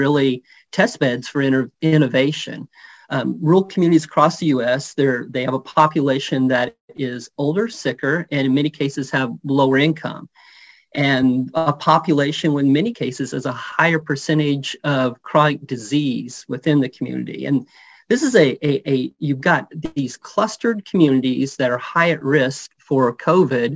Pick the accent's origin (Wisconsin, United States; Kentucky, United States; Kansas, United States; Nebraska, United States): Kansas, United States; Holton; I'm the fifth generation born and raised in Northeast Kansas, Houlton, Kansas